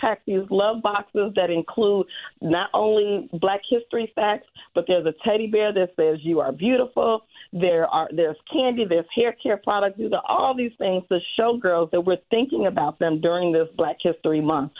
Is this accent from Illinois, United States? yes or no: yes; Chicago, Illinois, United States; growing up on the South Side